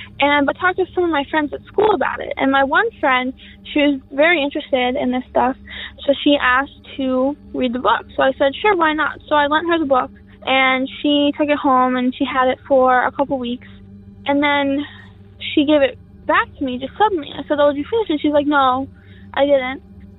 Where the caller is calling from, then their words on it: Minnesota, United States; I'm calling from Minnesota.